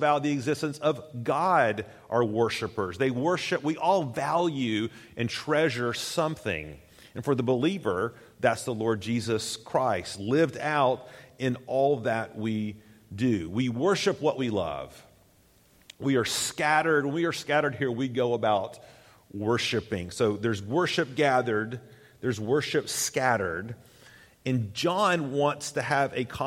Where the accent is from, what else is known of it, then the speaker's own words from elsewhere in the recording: Tennessee, United States; I grew up in Tennessee, and I grew up going to Tennessee football games in Knoxville